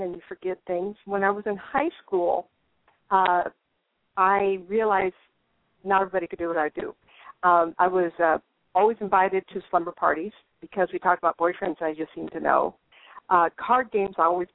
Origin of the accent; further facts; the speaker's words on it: Sacramento, California, United States; moved away as an adult; also born or lived in Inglewood, California / Tucson, Arizona; now in Maricopa, United States; I'm originally from Sacramento